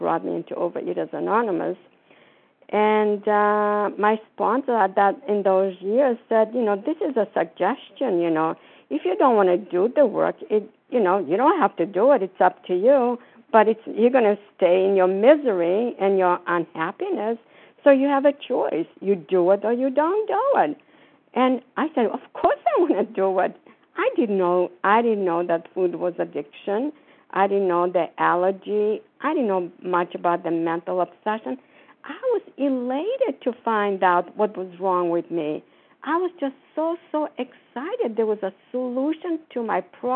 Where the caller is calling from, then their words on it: Florida, United States; I'm calling from Florida.